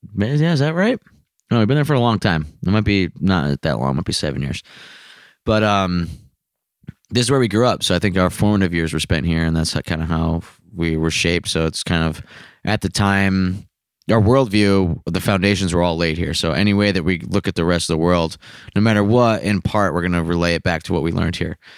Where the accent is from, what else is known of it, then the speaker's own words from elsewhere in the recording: United States; as an American